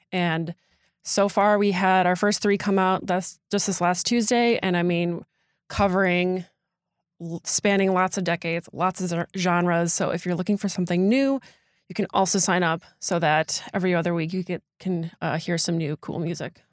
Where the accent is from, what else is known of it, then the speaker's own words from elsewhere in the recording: Door County, Wisconsin, United States; I am from Door County, born and raised